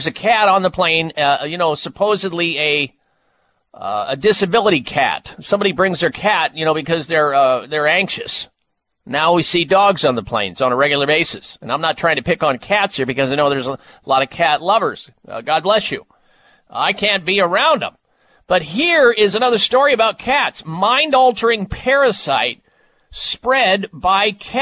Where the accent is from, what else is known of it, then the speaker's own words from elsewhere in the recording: Midwest, United States; when I was growing up in the Midwest